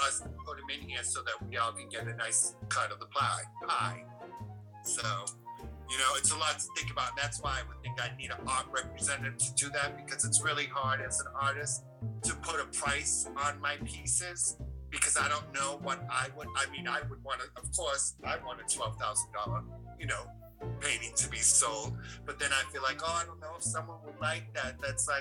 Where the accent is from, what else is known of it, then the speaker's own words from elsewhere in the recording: Taunton, Massachusetts, United States; moved away as an adult; also born or lived in Boston; now in Maine, United States; I'm originally from Taunton, Mass, which is south of Boston